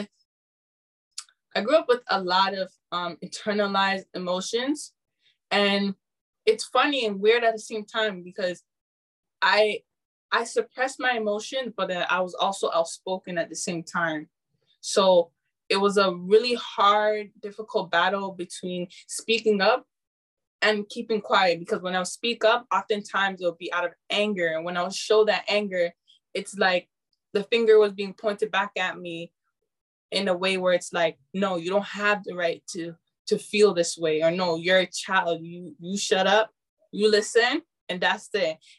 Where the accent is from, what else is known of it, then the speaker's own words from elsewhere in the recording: Canada; my parents are Ghanaian, so I'm Ghanaian, but I'm born in Canada.